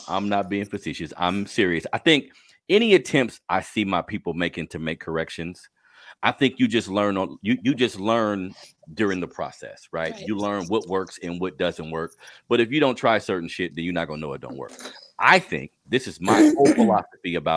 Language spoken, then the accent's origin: English; Sacramento, California, United States; also born or lived in New Orleans; where I was raised in South Sacramento